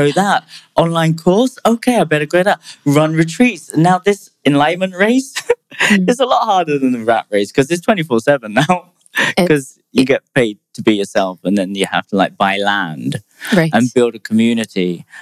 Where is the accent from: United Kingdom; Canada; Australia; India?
United Kingdom; I'm British